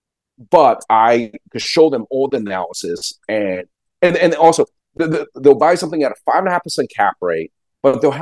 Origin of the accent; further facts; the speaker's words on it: Long Island, New York, United States; I grew up on Long Island